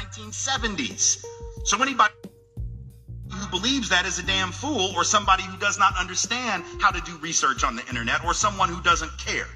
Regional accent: the South, United States; I'm from the South, right? My people, the elite in my part of the country

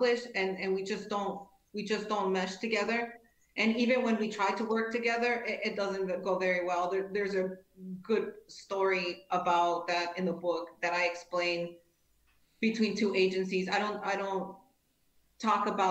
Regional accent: Cicero, Illinois, United States; I grew up in Cicero, which is a very rough neighborhood in Chicago.

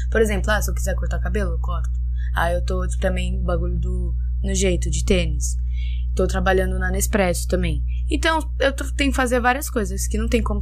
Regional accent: Brazil

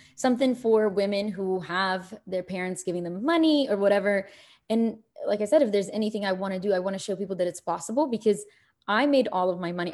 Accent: Kuwait; also born or lived in Egypt / New York; now in United States; I'm born in Egypt. I was raised in Kuwait

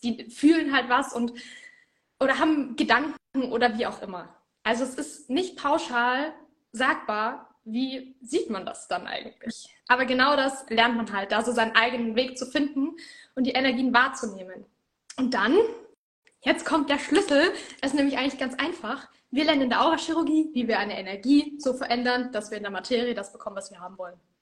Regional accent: Middle Franconia, Bavaria, Germany; ich komme aus Mittelfranken

